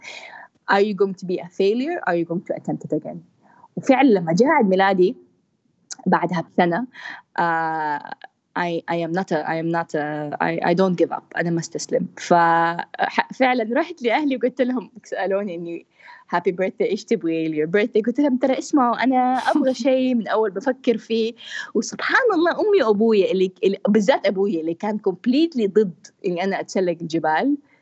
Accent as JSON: {"language": "Arabic", "town": "Jeddah", "region": "Makkah Province", "country": "Saudi Arabia", "said": "انا بنت من جده"}